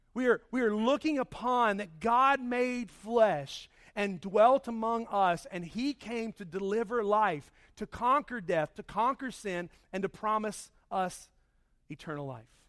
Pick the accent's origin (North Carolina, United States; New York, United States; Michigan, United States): North Carolina, United States; Charlotte; my home growing up in Charlotte